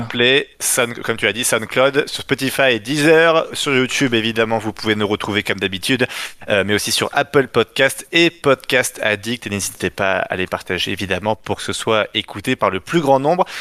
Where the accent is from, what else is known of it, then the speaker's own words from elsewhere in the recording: France; je suis français